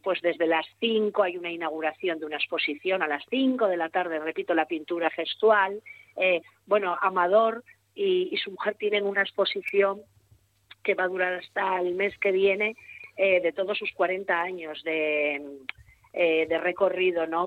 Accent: Gijón, Asturias, Spain; soy de Gijón, nacido en Gijón, vivo en Gijón y todo Gijón

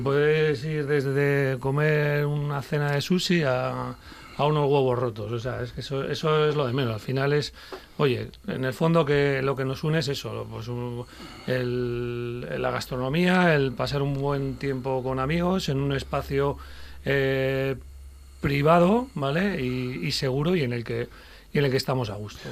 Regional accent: Basque Country, Spain; now in Gijón, Spain; yo, como vasco

